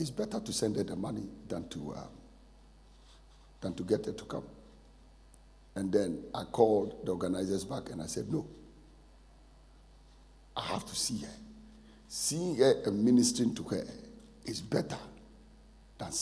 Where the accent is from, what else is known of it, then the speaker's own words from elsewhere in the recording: Ghana; moved away; also born or lived in Nigeria; I'm a Ghanaian by birth, Nigerian by choice.